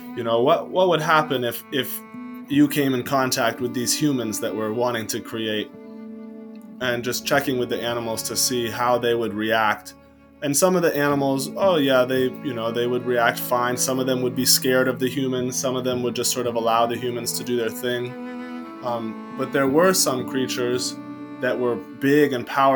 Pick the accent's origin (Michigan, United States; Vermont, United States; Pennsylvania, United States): Vermont, United States; West Addison; also born or lived in Mount Mansfield, Vermont; I'm from the shores of Lake Champlain. I grew up in West Addison